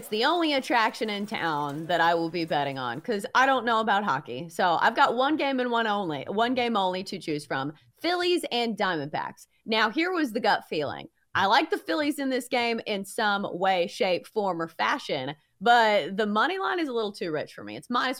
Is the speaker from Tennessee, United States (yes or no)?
yes; Middle Tennessee, United States; my hometown team, MTSU.